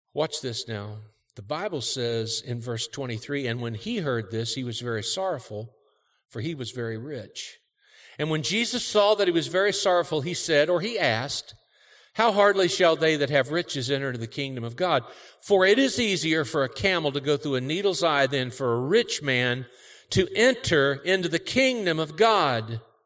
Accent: Cincinnati, Ohio, United States; moved away; also born or lived in Kentucky; I grew up in Cincinnati. Our family's all from Kentucky

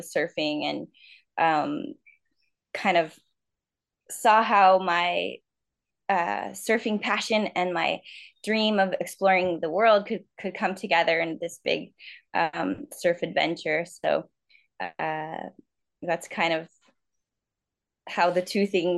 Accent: San Diego, California, United States; moved away as an adult; now in Tahiti, French Polynesia; I grew up in San Diego, a little bit in North County and a little bit in Point Loma area, and learned to sail in that area. And today I live in French Polynesia

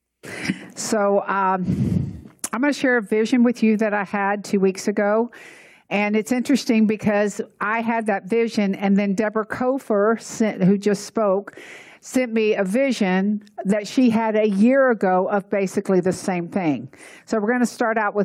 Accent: Atlanta, Georgia, United States; I grew up in Atlanta, and we had the Chattahoochee River.

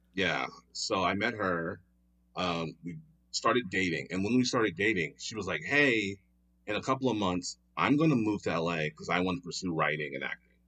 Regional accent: Philadelphia, Pennsylvania, United States; moved away as an adult; now in Los Angeles, United States; I'm originally from Philadelphia, Pennsylvania, born and raised, uh, but I've been in L A now for almost eight years

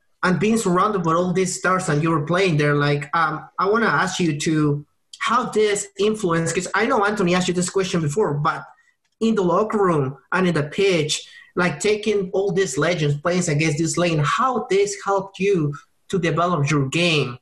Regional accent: Peru; I'm from Peru, South America

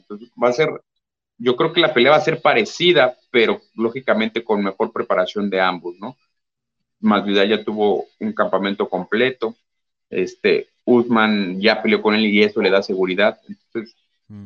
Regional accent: Mexico; somos pocos mexicanos

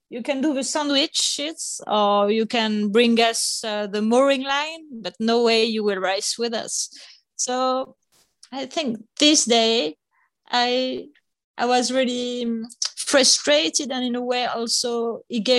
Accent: Nice, Provence-Alpes-Côte d'Azur, France; English is a second language; also born or lived in Paris; Nice, so close by the sea in the south of France, when I was three years old. So my brother and I, we grew up nearby the sea

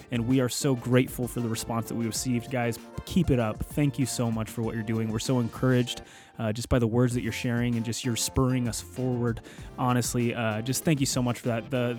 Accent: Cody, Wyoming, United States; So we're from Cody, Wyoming, which most people would know is it's the east gate to Yellowstone National Park.

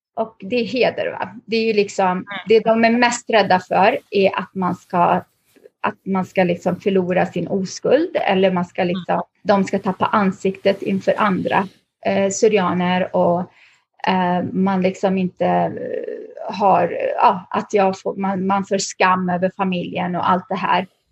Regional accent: Lidköping, Västra Götaland, Sweden; moved away as an adult; also born or lived in Lebanon / Västerås, Sweden / Stockholm, Sweden; now in North Carolina, United States; vi hamnade i Lidköping, det som i David, inte Lin utan Lidköping vid Värnen, en liten stad i Västra Götaland. Eh, så där växte jag upp hela min, eh, ja, min uppväxt

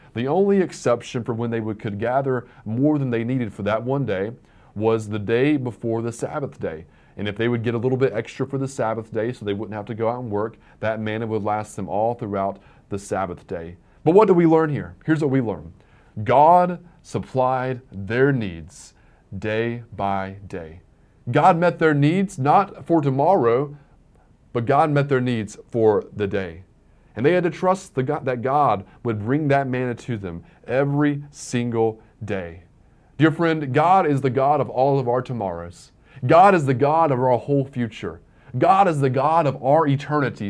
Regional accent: Virginia, United States; growing up in Virginia

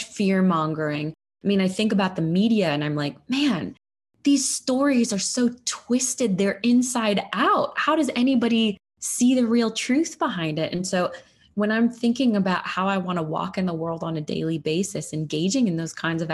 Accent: United States; as an American

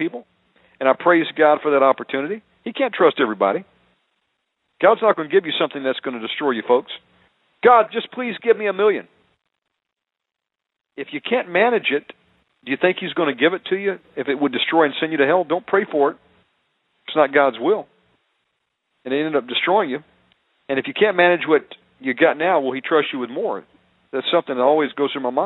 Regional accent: United States; moved away as an adult; also born or lived in Cartagena, Colombia; I'm an American living in a foreign country where all they do is they speak Spanish around me

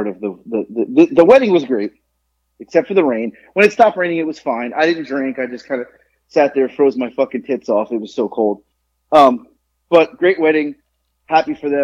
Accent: Boca Raton, Florida, United States; moved away; I grew up in Boca

